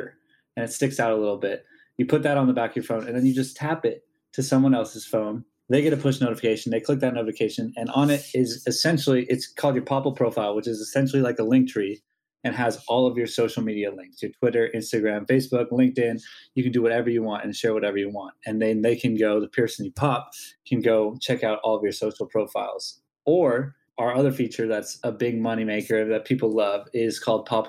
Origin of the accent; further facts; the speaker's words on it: Kansas City, Missouri, United States; moved away as an adult; now in Los Angeles, United States; I'm from Kansas City, Missouri